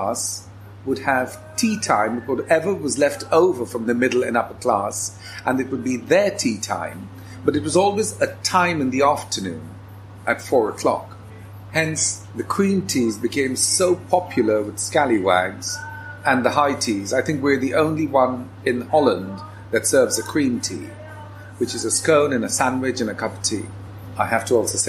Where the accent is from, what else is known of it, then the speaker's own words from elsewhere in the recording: India; also born or lived in London; now in The Hague, Netherlands; I grew up in India, a mixture of parentage